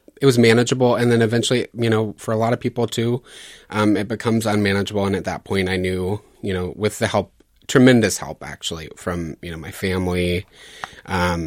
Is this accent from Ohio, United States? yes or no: no; Louisiana, United States; I grew up deep south in Louisiana.